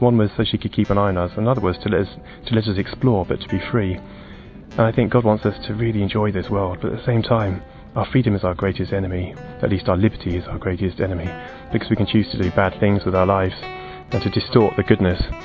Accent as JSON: {"language": "English", "town": "Portsmouth", "region": "South East England", "country": "United Kingdom", "tie": "born or raised there", "also_born_or_lived": "Kent", "said": "We had free instrumental lessons at my school where I grew up in Portsmouth"}